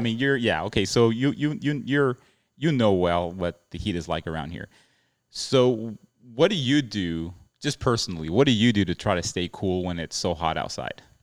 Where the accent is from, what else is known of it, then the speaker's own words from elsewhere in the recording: El Paso, Texas, United States; I'm from El Paso, Texas